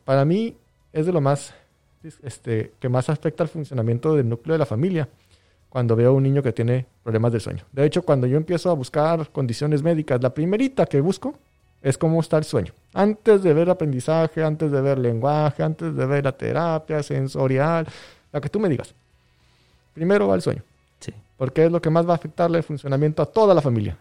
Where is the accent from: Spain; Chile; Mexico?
Mexico; lo que leemos como sociedad mexicana